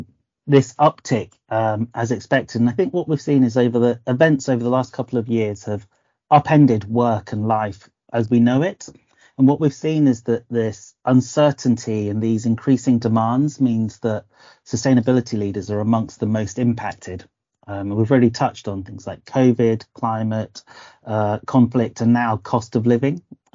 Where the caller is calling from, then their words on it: Oxford, South East England, United Kingdom; I'm joining you from a slightly overcast Oxford.